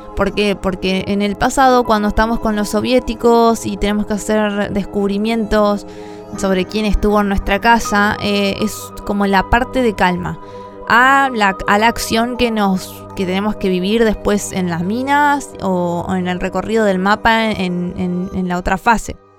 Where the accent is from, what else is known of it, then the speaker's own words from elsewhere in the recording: La Plata, Buenos Aires Province, Argentina; Soy de Argentina, La Plata.